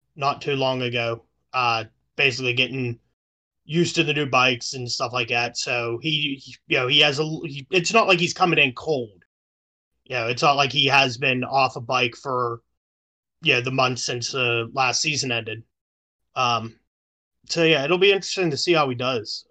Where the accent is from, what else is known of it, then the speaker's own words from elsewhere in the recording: Pittsburgh, Pennsylvania, United States; I live in, I, I'm from Pittsburgh. We bleed black and yellow.